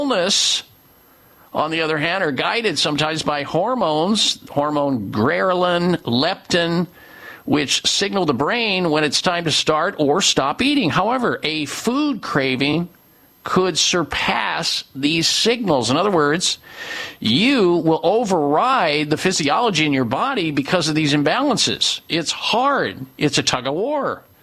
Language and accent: English; Midwest, United States; growing up in the Midwest